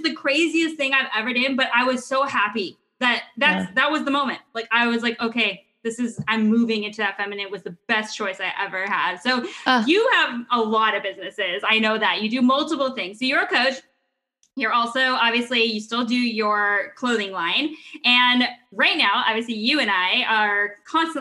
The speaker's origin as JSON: {"language": "English", "region": "California", "country": "United States", "tie": "born or raised there", "said": "I grew up here in California"}